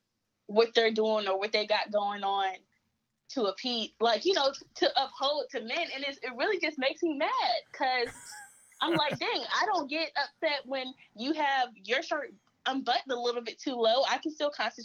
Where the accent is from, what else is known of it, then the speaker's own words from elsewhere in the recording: Columbia, South Carolina, United States; I'm from Columbia, South Carolina